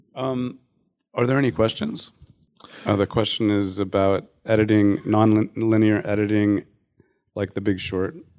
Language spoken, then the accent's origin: English; the Northwest, Pacific Northwest, United States; I was from the Northwest